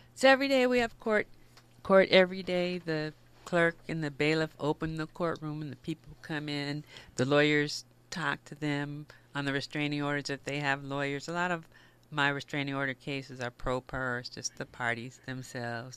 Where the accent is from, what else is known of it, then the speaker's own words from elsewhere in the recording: Los Angeles, California, United States; I grew up in the Los Angeles area, not far from here, the West Adams area.